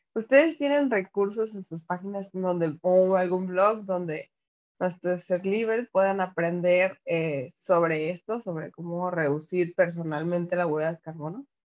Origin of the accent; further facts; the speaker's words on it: Jalisco, Mexico; yo, yo soy de, de Jalisco y vivo en Guadalajara